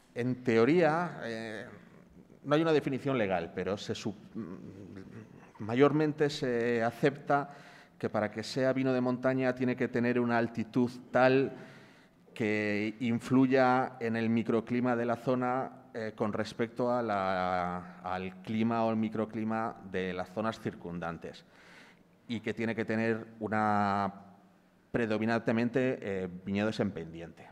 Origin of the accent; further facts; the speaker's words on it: Palencia, Castile and León, Spain; yo por ejemplo soy de Palencia